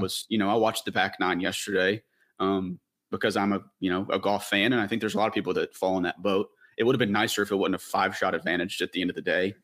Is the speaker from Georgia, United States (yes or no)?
no; Tennessee, United States; growing up in Tennessee